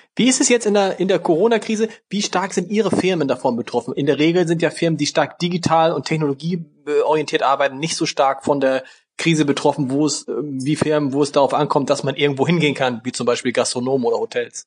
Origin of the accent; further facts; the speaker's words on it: Hamburg, Germany; als gebürtiger Harburger